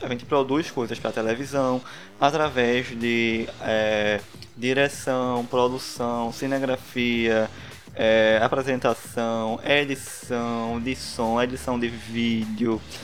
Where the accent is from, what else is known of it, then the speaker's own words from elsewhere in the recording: Recife, Pernambuco, Brazil; Não sei se deu pra notar pelo sotaque, mas eu sou de Recife